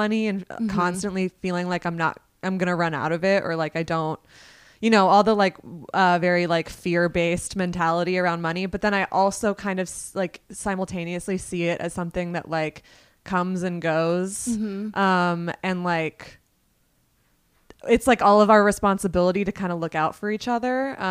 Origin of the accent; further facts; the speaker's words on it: Vermont, United States; now in New York, United States; I grew up in Vermont